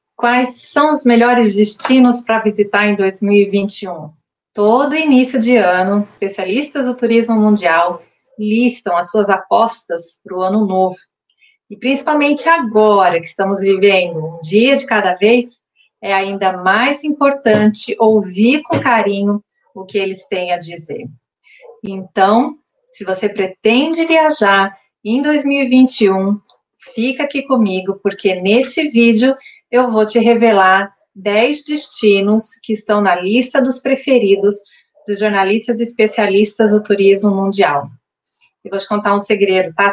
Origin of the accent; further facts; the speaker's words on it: Brazil; nós somos brasileiros